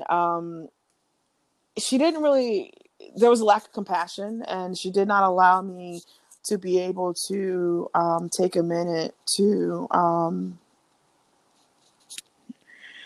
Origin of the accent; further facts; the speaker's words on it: South Carolina, United States; also born or lived in Baltimore; I'm from South Carolina, born and raised